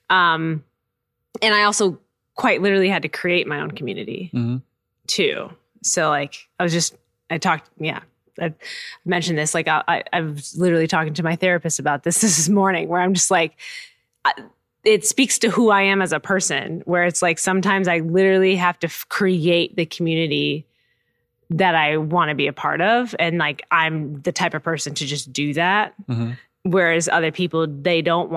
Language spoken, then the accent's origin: English; Minneapolis, Minnesota, United States; moved away as an adult; now in Chicago, United States; I'm not from Chicago. I grew up in Minneapolis. I moved here 6 years ago